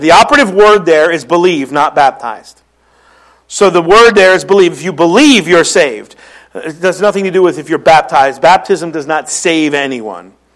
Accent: Philadelphia, Pennsylvania, United States; accent: Philly; moved away; that's my Philly accent

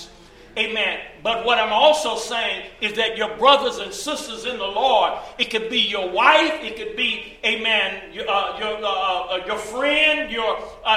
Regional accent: East St. Louis, Illinois, United States; I'm from East St. Louis

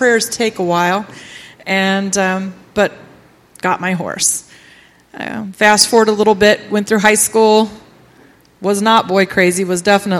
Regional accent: Ritztown, United States; I grew up here in Ritztown and went to Ritztown all through my school years

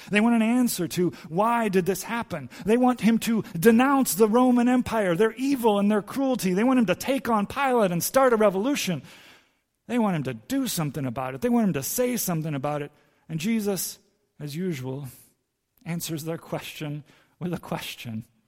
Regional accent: Santo Domingo, Distrito Nacional, Dominican Republic; I grew up in Santo Domingo, and our yard in Santo Domingo in the D R was full of fruit trees

